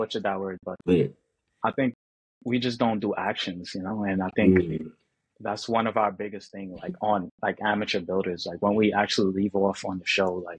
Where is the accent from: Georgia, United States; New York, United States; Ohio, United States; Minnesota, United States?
New York, United States; I'm from New York